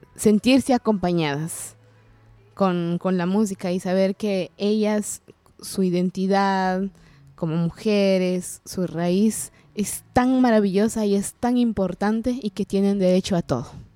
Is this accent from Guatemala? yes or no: yes; San Juan Comalapa, Chimaltenango, Guatemala; first language Kaqchikel; Spanish is a second language; maya cachiquel de Guatemala. vengo de un pueblo que se llama